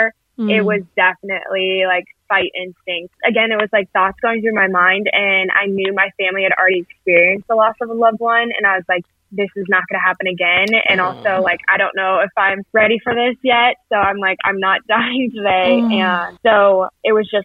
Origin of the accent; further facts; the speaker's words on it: Colorado, United States; I'm from Colorado.